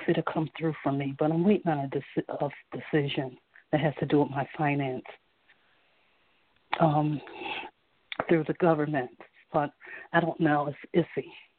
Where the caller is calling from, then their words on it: South Carolina, United States; I'm calling from South Carolina.